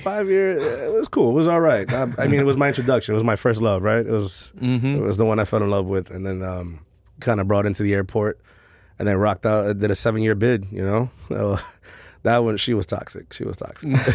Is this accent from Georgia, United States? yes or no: no; New York City, New York, United States; born and raised in Queens, Corona uh, specifically